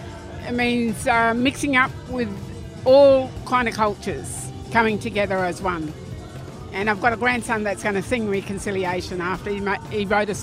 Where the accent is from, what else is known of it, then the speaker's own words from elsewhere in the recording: Melbourne, Victoria, Australia; We're from Melbourne, so we're here all the time, and we got relatives coming from Perth and all over the place.